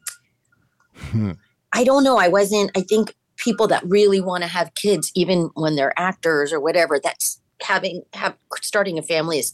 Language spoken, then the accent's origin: English; Manhattan Beach, California, United States; I grew up in Manhattan Beach